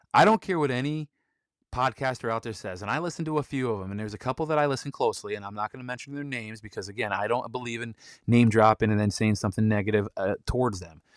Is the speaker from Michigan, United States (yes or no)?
yes; Michigan, United States; I'm from Michigan